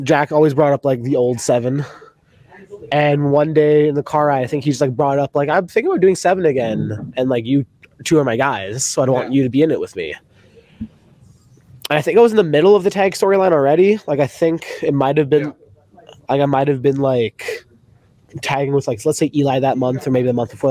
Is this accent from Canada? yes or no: yes; Canada; being a Canadian